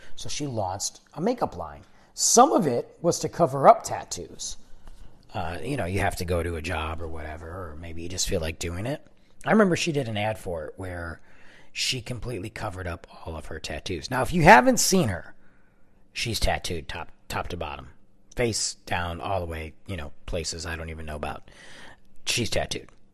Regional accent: Detroit, Michigan, United States; moved away as an adult; now in Texas, United States; I'm from Michigan. I'm from Detroit

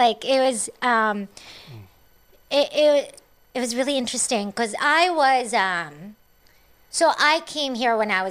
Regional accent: Cebu City, Central Visayas, Philippines; born or raised there; now in Los Angeles, United States

